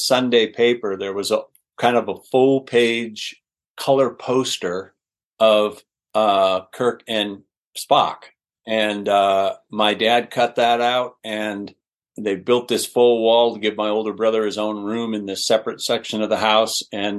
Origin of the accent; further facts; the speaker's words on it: Spokane, Washington, United States; born there; I was born in Spokane, and we moved around a bit because my dad was a radio man.